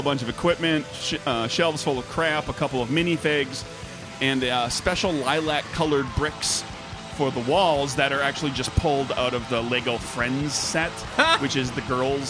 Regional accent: United States; we can fill in the gaps as Americans. We can fill in the gaps about certain things about our history.

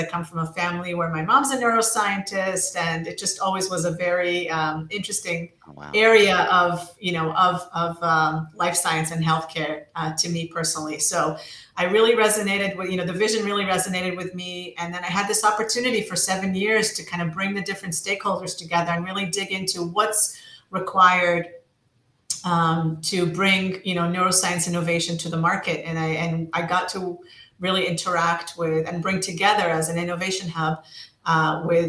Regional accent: United States; moved away as an adult; now in Israel; I was raised in the States and started my career in the States on the East Coast

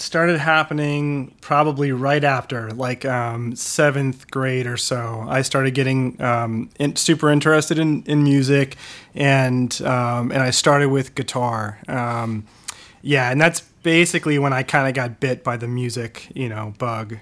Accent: Wilmette, Illinois, United States; moved away; I'm from, um, uh, will met, uh, so basically, uh, the northern suburbs of Chicago, just north of the city

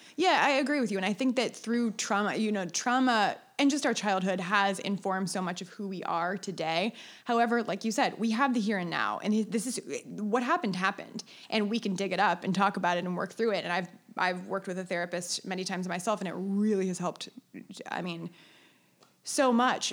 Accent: Cincinnati, Ohio, United States; moved away as an adult; also born or lived in Chicago; I'm from Cincinnati, Ohio

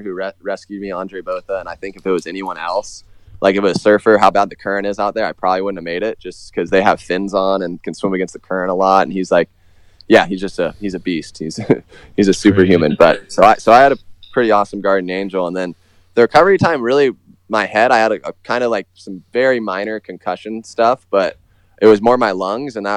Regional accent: New Smyrna Beach, Florida, United States; I grew up I grew up in Florida, New Smyrna Beach. That's my hometown. I still live here

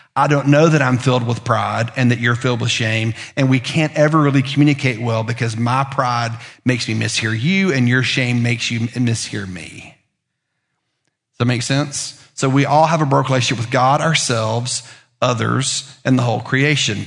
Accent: Lookout Mountain, Tennessee, United States; moved away; I'm a teenager from Lookout Mountain, which is like being a teenager from Mountain Brook

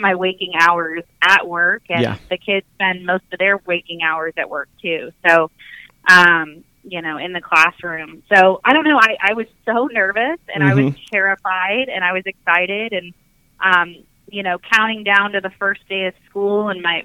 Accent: Omaha, Nebraska, United States; moved away; I'm originally from Omaha, Nebraska

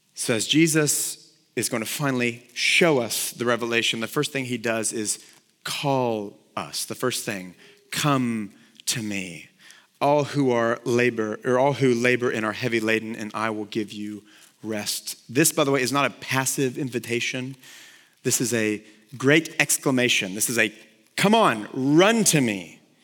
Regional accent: Texas, United States; I played football in high school because I grew up here in Texas

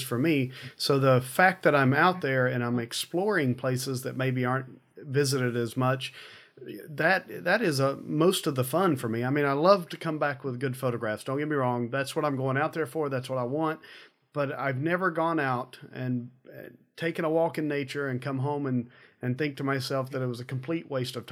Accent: United States; I grew up in the Smoky Mountains, or near the Smoky Mountains

